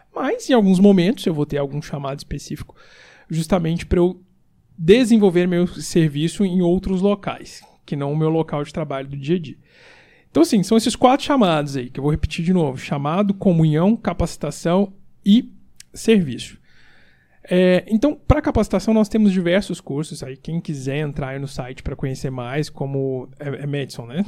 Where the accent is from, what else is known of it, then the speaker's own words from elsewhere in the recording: Brazil; moved away as an adult; also born or lived in São Paulo; estou saindo da minha terra e vou voltar